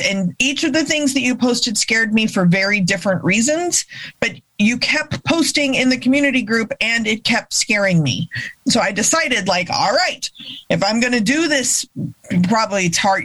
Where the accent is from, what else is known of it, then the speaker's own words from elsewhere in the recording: Texas, United States; growing up in Texas